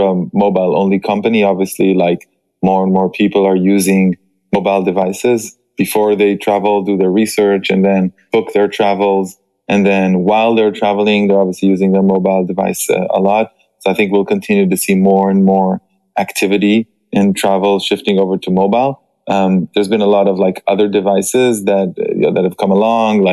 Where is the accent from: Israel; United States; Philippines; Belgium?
Israel; now in Paris, France; I am originally from Israel, but I am based in Paris.